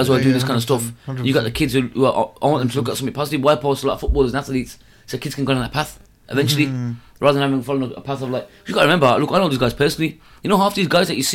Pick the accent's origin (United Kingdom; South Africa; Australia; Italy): United Kingdom; Birmingham, West Midlands; I'm from Birmingham, Alamrock.